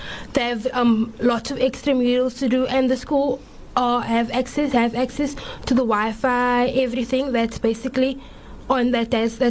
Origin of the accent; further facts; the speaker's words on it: Strandfontein, Western Cape, South Africa; I'm from Strandfontein.